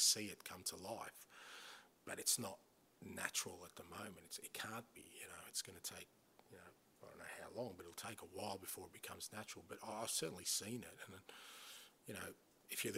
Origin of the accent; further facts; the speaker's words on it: Australia; moved away; growing up in Australia